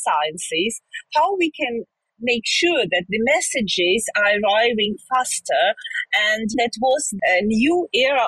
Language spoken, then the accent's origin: English; Zhytomyr, Zhytomyr Oblast, Ukraine; I'm originally from Ukraine. I lived in Ukraine all my life. It's a town near side Kyiv, it's Zhytomyr, where I was born